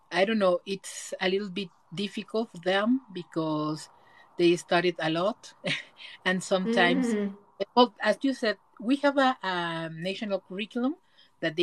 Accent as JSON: {"language": "English", "country": "Mexico", "said": "in Mexico, we have"}